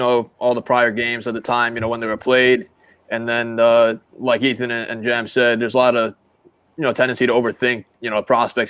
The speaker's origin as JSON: {"language": "English", "region": "New Jersey", "country": "United States", "said": "I'm from New Jersey too."}